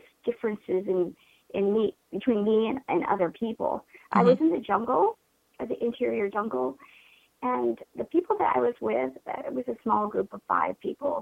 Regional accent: Erie, Pennsylvania, United States; I'm from Erie, Pennsylvania, right outside of Erie. I grew up as the third of four children

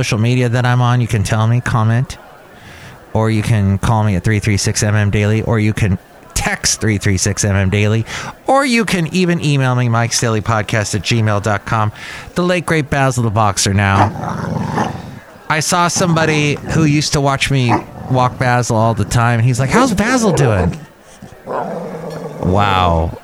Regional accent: Canada; I'm Canadian

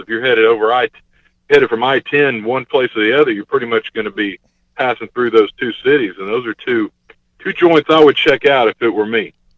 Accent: Gulf Coast, United States; I come from the Gulf Coast area

